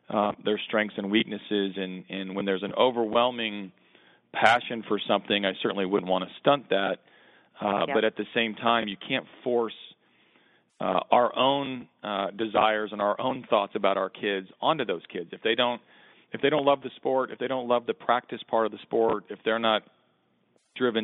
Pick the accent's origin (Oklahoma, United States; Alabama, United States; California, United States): Oklahoma, United States; I grew up in Oklahoma